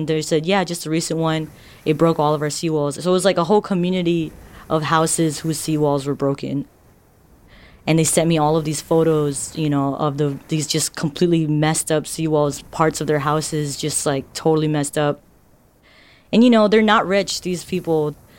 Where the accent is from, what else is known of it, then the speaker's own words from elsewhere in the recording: Marshall Islands; I'm from the Marshall Islands. The Marshall Islands is in the Northern Pacific Ocean, and it's in an area called Micronesia. It's a small country.